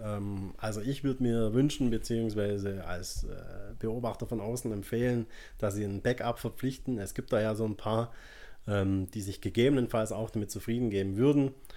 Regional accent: Swabia, Germany; moved away; ich bin ja Schwabe ursprünglich, ähm, bei uns nennt man das, er ist ein richtiger Schaffer

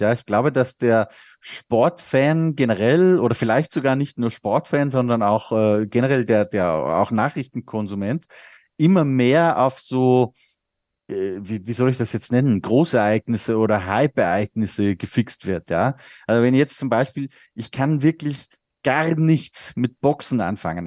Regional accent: Austria; der Österreich Grand Prix in meiner Heimat

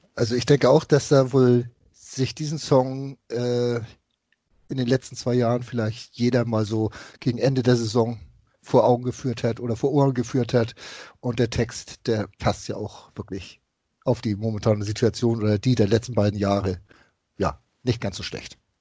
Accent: Hamburg, Germany; was ich als Hamburger Jung und HSV-Fan so miterlebt habe, von klein auf mit der Raute groß zu werden

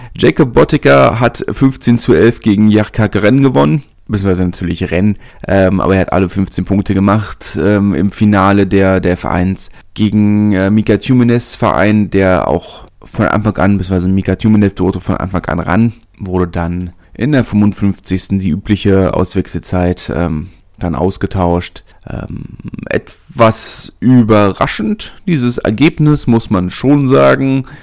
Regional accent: Berlin, Germany; als Berliner

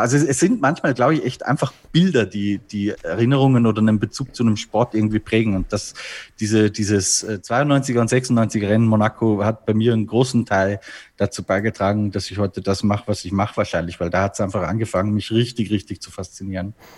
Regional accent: Austria; bei uns in Österreich

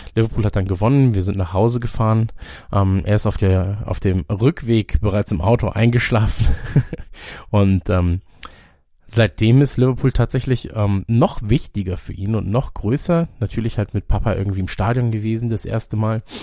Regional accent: Munich, Bavaria, Germany; In ähm, München, in meiner Heimatstadt

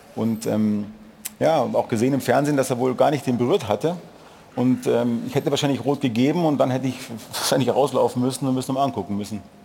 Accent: Munich, Bavaria, Germany; Ich komme ja aus, aus München.

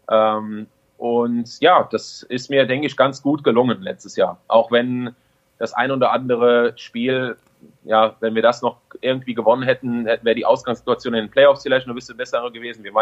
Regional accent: Düren, North Rhine-Westphalia, Germany; also born or lived in Friedrichshafen; Ich bin ja aus Düren nach Friedrichshafen gegangen. Drei Jahre hab, war ich in Ausbildung

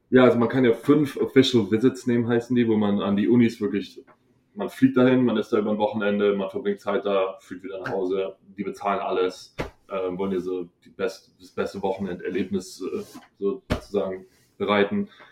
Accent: Hohenbrunn, Bavaria, Germany; moved away; ich bin aus Hohenbrunn

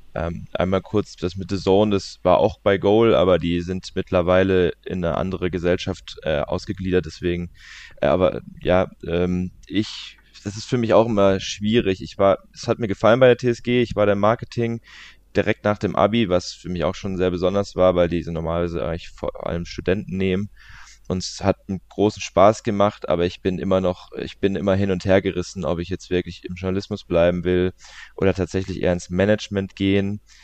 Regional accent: Leimen, Baden-Württemberg, Germany; born or raised there; also born or lived in Walldorf

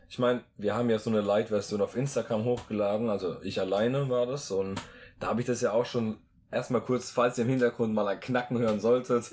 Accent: Rhineland-Palatinate, Germany; der Akzent von uns, der ist manchmal so ein bisschen speziell

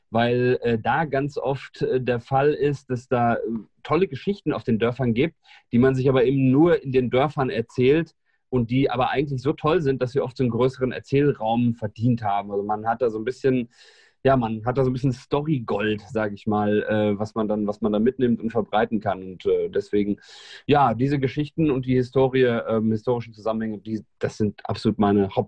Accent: Hildesheim, Lower Saxony, Germany; now in Frankfurt, Germany; Ich bin äh, gebür gebürtiger Hildesheimer, also aus der Hannoveraner Region und ähm, bin so groß geworden

